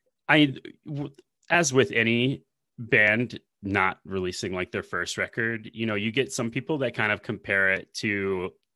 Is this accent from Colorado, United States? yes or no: no; Nashville, Tennessee, United States; I'm born and raised in Nashville.